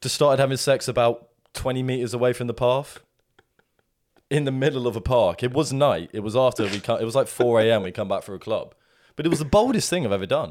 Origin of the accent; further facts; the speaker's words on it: England, United Kingdom; an English man